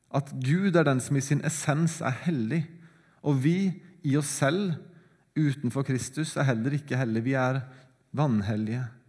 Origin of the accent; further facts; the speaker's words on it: Sandefjord, Vestfold, Norway; Sandefjord engang, der jeg kommer fra